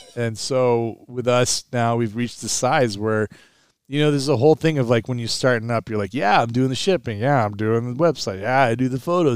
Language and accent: English; Pumpkin Ridge area, Oregon, United States; They brought Tiger Woods to my hometown.